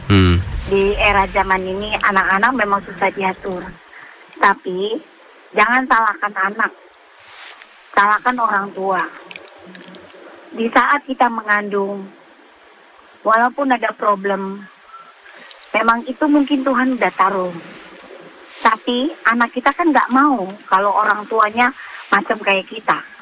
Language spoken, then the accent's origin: Indonesian; Jakarta, Indonesia; kampungnya Palembang saya orang Jakarta